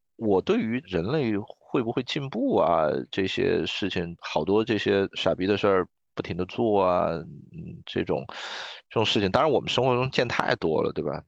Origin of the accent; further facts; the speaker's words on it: China; 我作为一个中国人